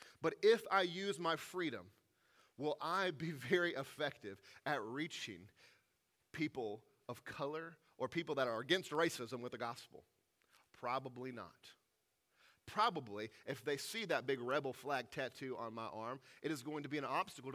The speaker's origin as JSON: {"language": "English", "region": "the South", "country": "United States", "tie": "born or raised there", "said": "I grew up in the South, where the rebel flag was often on display"}